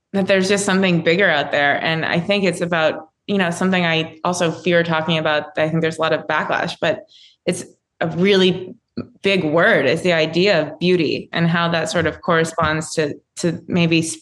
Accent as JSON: {"language": "English", "region": "Florida", "country": "United States", "tie": "born or raised there", "said": "growing up in Florida"}